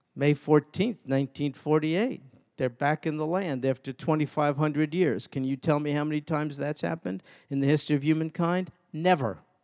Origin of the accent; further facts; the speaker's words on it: New York, United States; when I was a kid growing up in New York